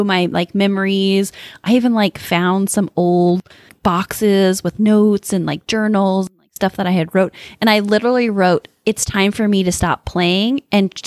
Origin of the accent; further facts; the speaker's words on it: Midwest, United States; growing up in the Midwest